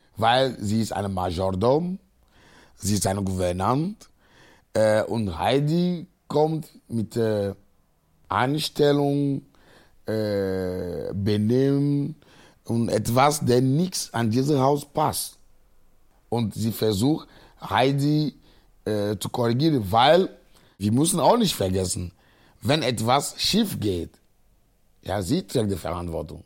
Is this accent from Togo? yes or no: yes; Agoè, near Lomé, Maritime, Togo; German is a second language; moved away as an adult; now in Cologne, Germany; Ich komme aus Agoy, äh, das ist ein äh, Dorf, 19 Kilometer von Lome ist, unsere Hauptstadt